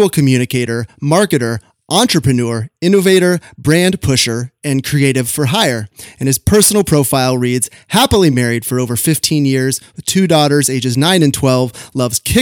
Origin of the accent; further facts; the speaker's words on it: Sacramento, California, United States; also born or lived in Orange County; my hometown of Sacramento